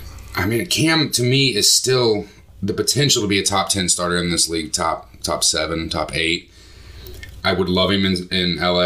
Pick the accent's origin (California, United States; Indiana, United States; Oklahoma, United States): Indiana, United States; Obviously, we're from Indiana. We're here. Outside of Indianapolis